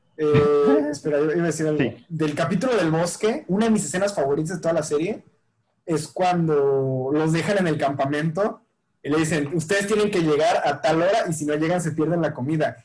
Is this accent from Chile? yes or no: no; Mexico